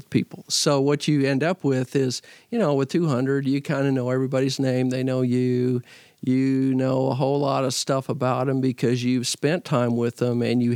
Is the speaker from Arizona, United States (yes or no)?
no; Fort Worth, Texas, United States; also born or lived in Nacogdoches, Texas / Missouri; I grew up in Fort Worth at St. Paul, which is a church that worships about 800